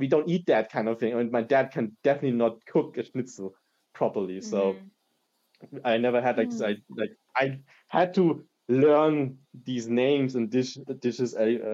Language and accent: English; Germany; also born or lived in East Germany / southern Germany; now in Heidelberg, Germany; I was born and raised in Germany by a father from Hong Kong and from a mother from Malaysia.